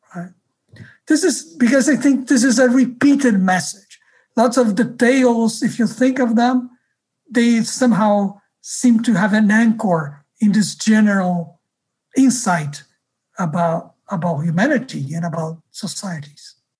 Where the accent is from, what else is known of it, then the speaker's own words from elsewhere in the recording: Rio de Janeiro, Brazil; moved away; I grew up in Rio